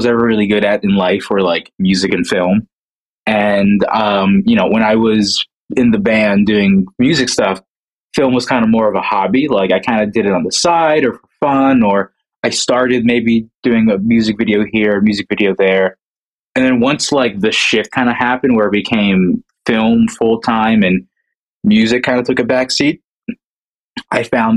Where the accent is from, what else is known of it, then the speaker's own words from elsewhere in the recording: New Jersey, United States; I'm from New Jersey. I work mostly in New York